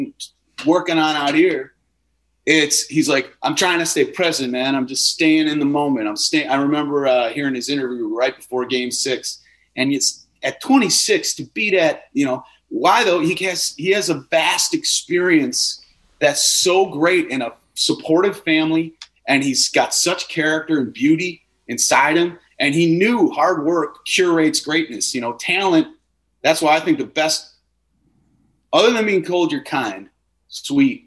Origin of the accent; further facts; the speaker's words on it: Wisconsin, United States; moved away as an adult; growing up in Wisconsin and having deep roots